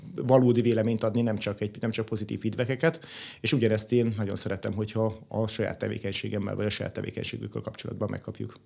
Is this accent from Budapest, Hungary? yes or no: yes; Budapest, Hungary; én Budapesten nőttem föl, itt jártam gimnáziumba